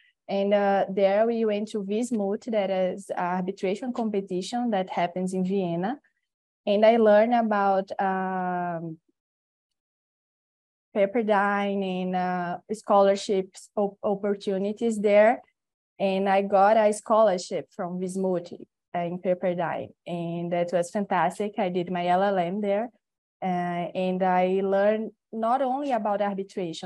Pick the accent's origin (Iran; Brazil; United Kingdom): Brazil; Natal, Rio Grande do Norte; English is a second language; now in São Paulo, Brazil; I'm from Natal. It's a different city here, northeast.